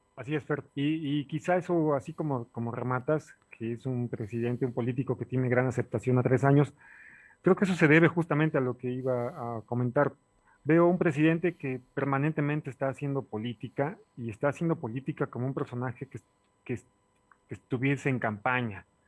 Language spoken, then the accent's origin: Spanish; Puebla, Mexico; como ciudadano poblano